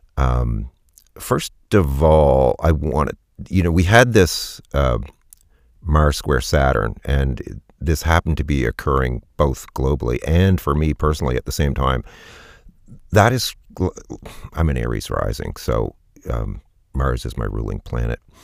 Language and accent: English; Canada; I'm Canadian and our society is, is a little different